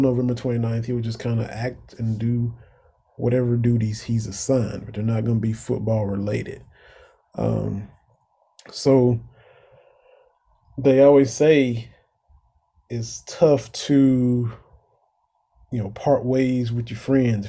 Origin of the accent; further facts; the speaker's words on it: Eastern Kentucky, United States; I grew up in Eastern Kentucky